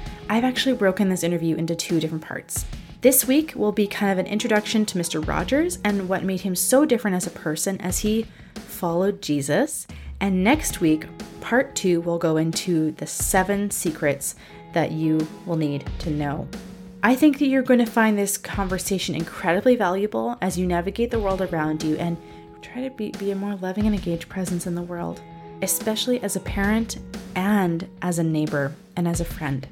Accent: Canada; I grew up in Canada

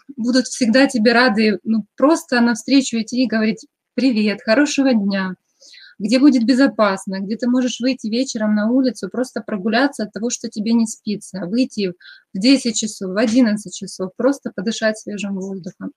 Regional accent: Kremenchuk, Poltava Oblast, Ukraine; moved away as an adult; now in Akureyri, Iceland; я из Украины, из такого маленького городка, как Кременчуг. И сейчас на данном этапе я проживаю в Исландии, тоже в маленьком городке Акурери

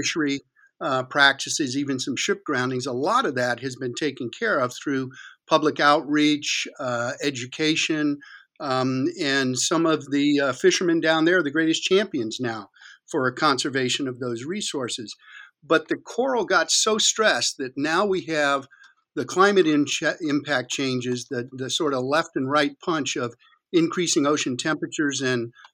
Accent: Florida, United States; also born or lived in Key West, Florida; I was born in Florida, and I lived in Key West as a very little boy.

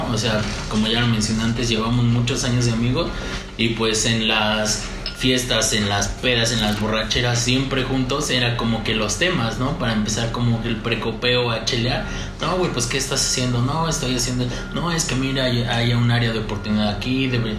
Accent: Tenango del Valle, State of Mexico, Mexico; yo soy de Tenango del Valle y en Tenango del Valle se toma esto

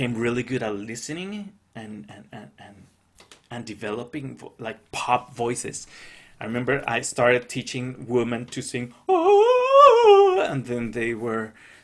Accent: Cali, Valle del Cauca, Colombia; first language Spanish; English is a second language; moved away; I grew up in Cali

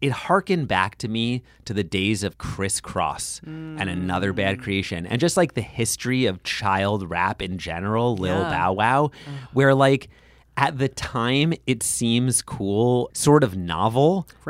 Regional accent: New York City, New York, United States; I'm from Brooklyn

